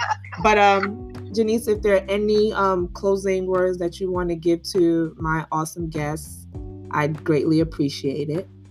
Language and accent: English; Nigeria; I'm Nigerian.